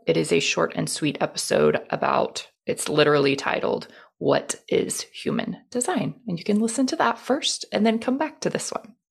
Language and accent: English; Houston, Texas, United States; I was born and raised in Houston